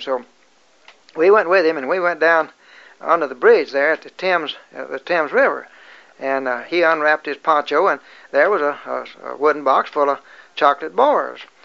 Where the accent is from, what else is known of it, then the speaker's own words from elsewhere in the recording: United States; they they recognized us as being American Boy Scouts